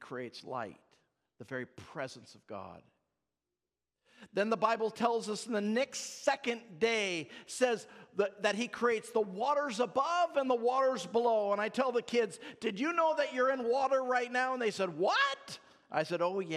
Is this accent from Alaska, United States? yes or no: yes; Alaska, United States; I come from Alaska